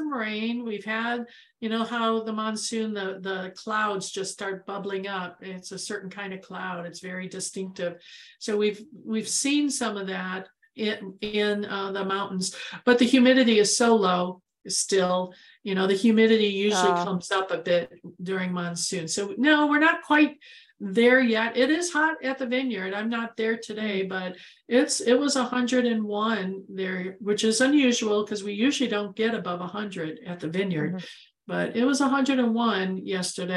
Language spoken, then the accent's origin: English; Midwest, United States; now in Arizona, United States; I'm from the Midwest